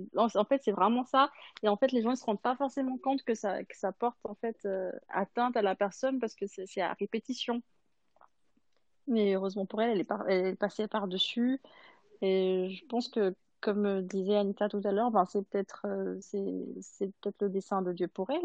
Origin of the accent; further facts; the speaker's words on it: Madagascar; now in Switzerland; je viens de Madagascar et c'est la communauté adventiste à Madagascar